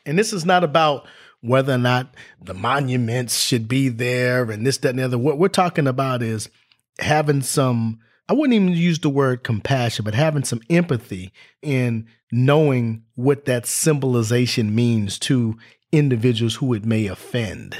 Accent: Los Angeles, California, United States; moved away as an adult; also born or lived in Orange County, California / West Virginia / Tennessee; I grew up in Los Angeles and went to school in Orange County

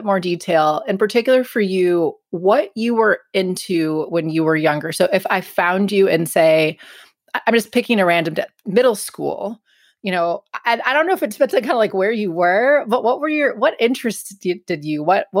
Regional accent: Wisconsin, United States; I'm from Wisconsin, as listeners also know.

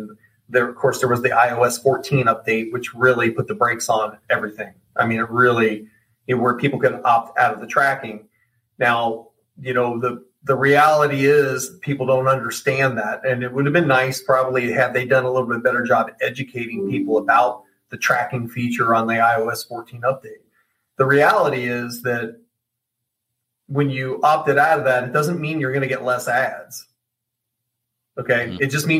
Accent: Oregon, United States; well, I grew up in Oregon and we lived by the stadium, used to go to the games.

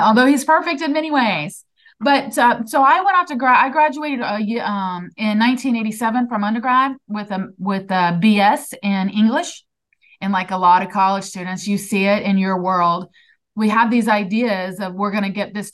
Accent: Mexico, Missouri, United States; I was born and raised on a Black Angus cattle ranch in Mexico, Missouri

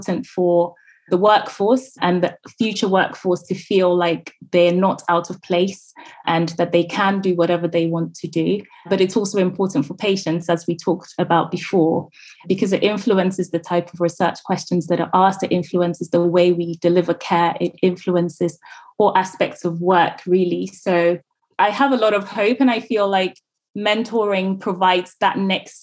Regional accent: Ghana; moved away; growing up in Ghana

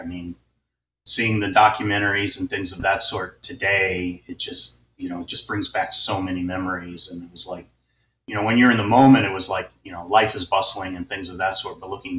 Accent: Hobart, Indiana, United States; also born or lived in Tennessee; now in San Mateo, United States; I grew up in the Midwest. Okay. I was actually born in Tennessee. Okay. But, 2 years old, we moved to Hobart, Indiana, which is just at the edge of the Metroplex for Chicago.

